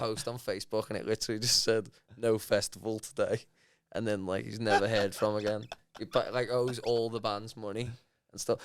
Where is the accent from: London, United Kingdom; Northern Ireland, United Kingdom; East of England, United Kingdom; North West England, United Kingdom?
North West England, United Kingdom; Liverpool; I'm from Liverpool as well